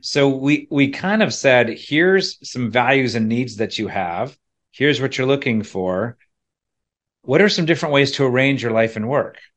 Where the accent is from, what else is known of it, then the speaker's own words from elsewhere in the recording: central PA, Pennsylvania, United States; moved away as an adult; also born or lived in State College, Pennsylvania; now in Charlottesville, United States; it wasn't only leaving my hometown